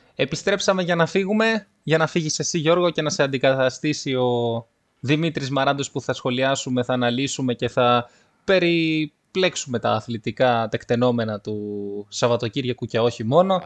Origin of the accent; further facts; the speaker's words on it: Livadeia, Central Greece, Greece; moved away; Μου λέει από πού είσαι, του λέω από Λιβαδιά